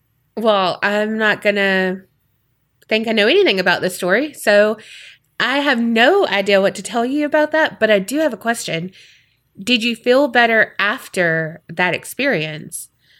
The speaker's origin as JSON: {"language": "English", "country": "Australia", "said": "I'm an Aussie. G'day. How you doing, mate?"}